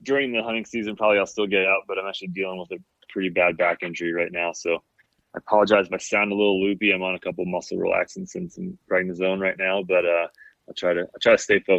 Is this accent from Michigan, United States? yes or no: yes; Kalamazoo, Michigan, United States; there was definitely green space around us growing up in Kalamazoo.